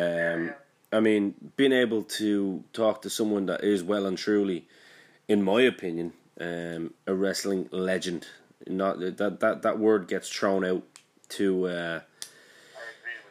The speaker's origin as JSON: {"language": "English", "town": "Bray", "region": "Leinster", "country": "Ireland", "said": "I'm from Bray."}